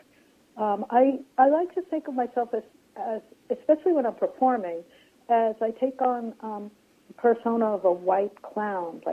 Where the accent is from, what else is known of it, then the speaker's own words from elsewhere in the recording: New York City, New York, United States; I grew up on Coney Island